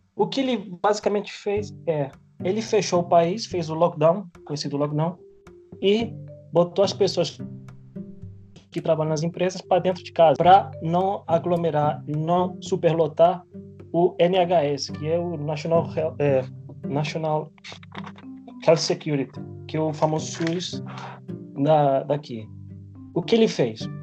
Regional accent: Spain; moved away; eu, como sou espanhol

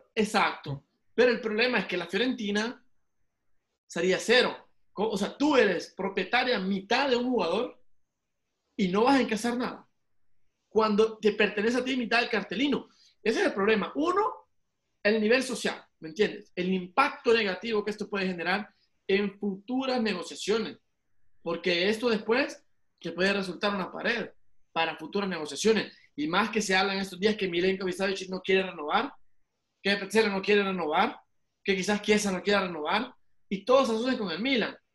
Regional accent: El Salvador; soy salvadoreño

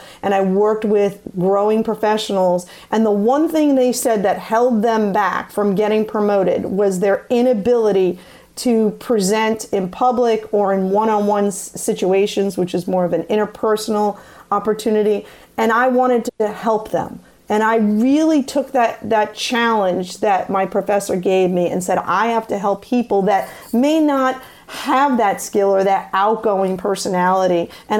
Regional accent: Staten Island, New York, United States; accent: New York City; and we're from Staten Island originally, on that New York City dialect

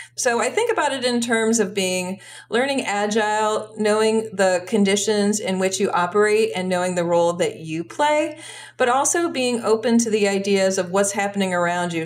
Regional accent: United States; also born or lived in Brussels, Belgium; As an American

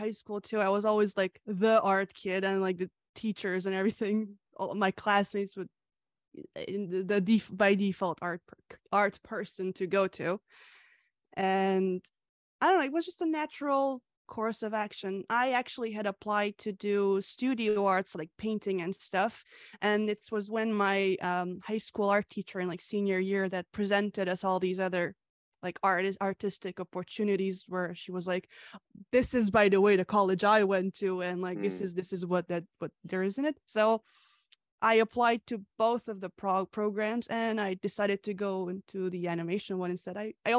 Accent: Canada; also born or lived in Hungary; the author of Lemon Soda and Coffee. I was born in Hungary and I moved to Canada at the age of 9, and I've lived here ever since.

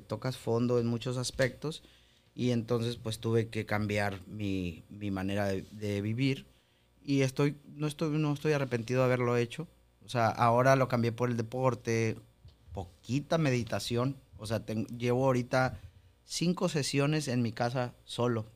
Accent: Mexico; somos mexicanos

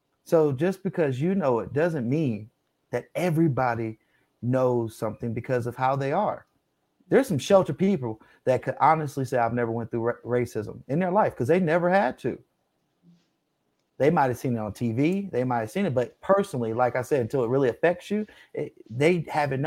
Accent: United States; We were born here, we're all American. This is our country, this is our birthplace

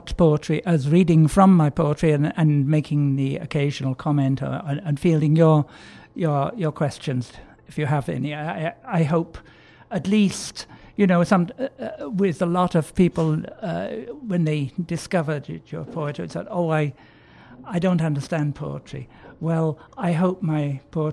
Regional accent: the Pennines, northern England, United Kingdom; moved away; also born or lived in Canons, Edgware, London; Growing up on the Puritan pungences of Wright's coal tar soap and Dettol, no car, no telephone or central heating, but plenty of milk, fresh air, long hikes in the Pennines

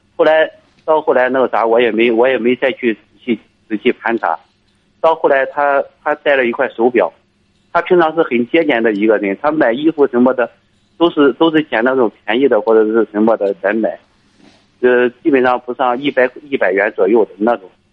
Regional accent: Liaocheng, Shandong, China; moved away as an adult; also born or lived in Inner Mongolia; now in Shaanxi, China; 我老家是山东，山东辽城的，我在，我现在在外地，在陕西这边上班儿。呃，我是在，我是在一家央企的煤矿的工作

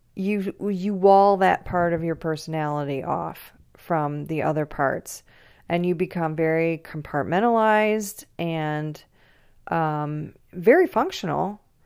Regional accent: Grosse Pointe, Michigan, United States; born or raised there

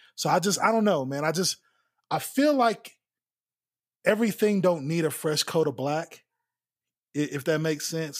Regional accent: United States; I grew up in East Haven

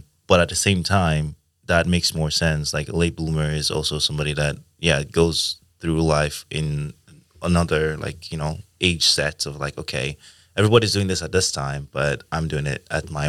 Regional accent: Nigeria; now in Sweden; I'm from Nigeria. So I was like, I'm also like coming from a more conservative.

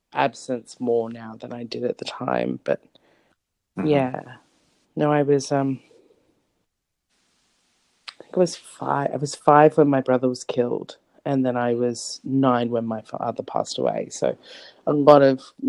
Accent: Sydney, New South Wales, Australia; I grew up in a suburb called Canley Vale, which is in southwest Sydney, Australia

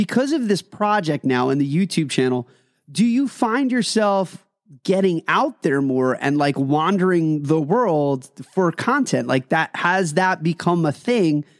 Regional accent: Pennsylvania, United States; I'm very close to you in Pennsylvania

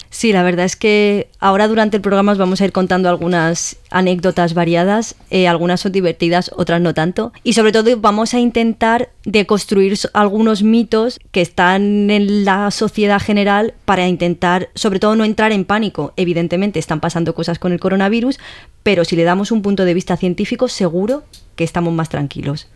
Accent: Madrid, Community of Madrid, Spain; soy de Madrid y tengo 29 años

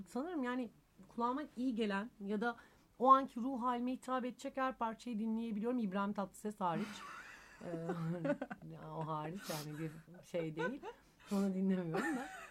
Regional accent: Izmir, Turkey; moved away; also born or lived in Thessaloniki (family origin)

